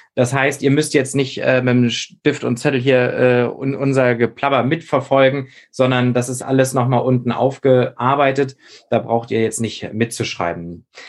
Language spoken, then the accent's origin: German; Schleswig-Holstein, Germany; now in Hamburg, Germany; für mich als Schleswig-Holsteiner